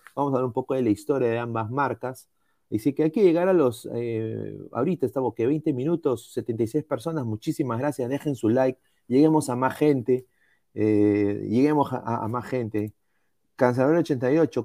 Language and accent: Spanish; Peru